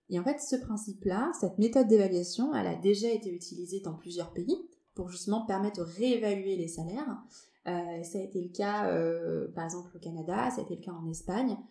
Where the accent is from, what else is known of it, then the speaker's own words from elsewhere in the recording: Bordeaux, Nouvelle-Aquitaine, France; now in Paris, France; je suis bordelaise d'origine, euh, expatriée, j'aime bien dire que je suis bordelaise expatriée à Paris